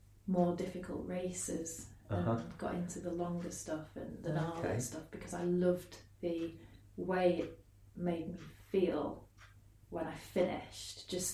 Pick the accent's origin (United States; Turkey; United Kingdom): United Kingdom; Beverley, Yorkshire and the Humber; moved away as an adult; also born or lived in Iceland; I'm from Beverley originally.